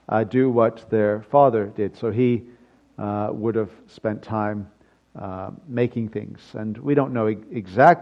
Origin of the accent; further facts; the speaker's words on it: United Kingdom; being British